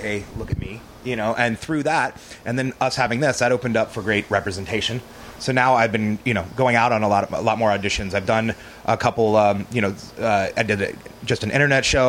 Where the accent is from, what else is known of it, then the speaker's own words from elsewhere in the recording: Texas, United States; We're all from Texas